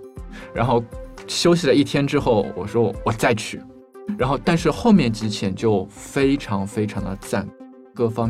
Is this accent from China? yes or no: yes; China; 因为贝加尔湖是一块非常古老的水域，然后在湖底非常非常的多，然后作为中国人嘛，